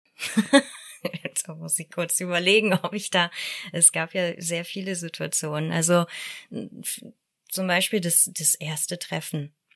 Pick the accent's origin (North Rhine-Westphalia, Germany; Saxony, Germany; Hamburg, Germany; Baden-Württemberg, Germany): Hamburg, Germany; Ich komme aus Hamburg.